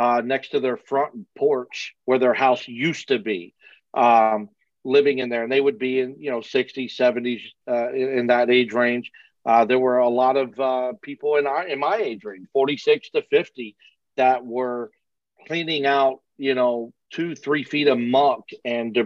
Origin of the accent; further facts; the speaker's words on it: Texas, United States; I was raised in Texas